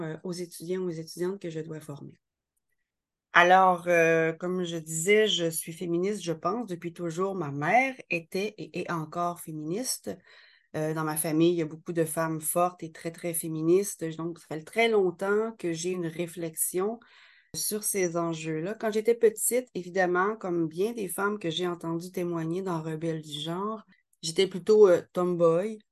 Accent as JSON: {"language": "French", "region": "Quebec", "country": "Canada", "said": "je suis québécoise"}